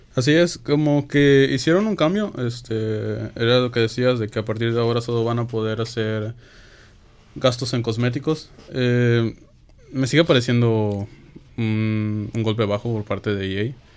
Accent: Mexico; en México somos

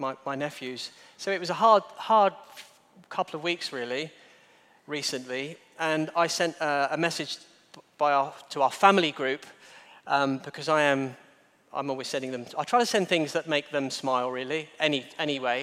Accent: Kent, South East England, United Kingdom; now in Guernsey; I'm from Kent

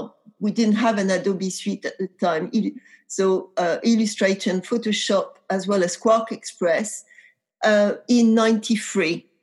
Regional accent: a tiny village in the center of France, central France, France; accent: French; English is a second language; moved away; also born or lived in Paris; I grew up in a tiny, tiny village in the center of France

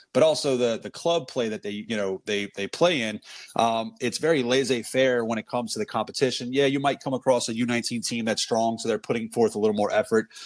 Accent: New Orleans, Louisiana, United States; also born or lived in San Francisco; I grew up in New Orleans, you know, outside of New Orleans

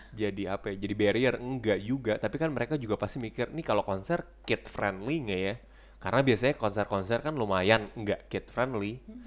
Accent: Indonesia; moved away as an adult; also born or lived in Frankfurt, Germany; now in Germany; gue kalau di Indonesia gak pernah pindahan gue gue dari kecil di situ

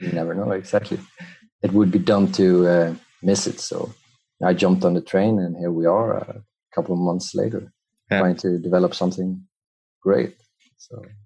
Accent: Madrid, Community of Madrid, Spain; I was born in Spain, in Madrid

